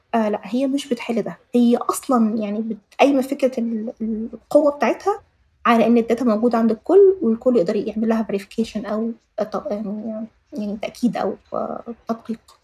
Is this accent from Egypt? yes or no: yes; Egypt; عندنا في مصر